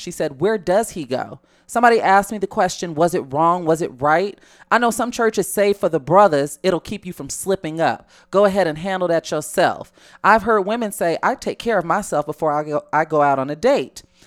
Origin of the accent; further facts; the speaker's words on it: Chicago, Illinois, United States; I'm from Chicago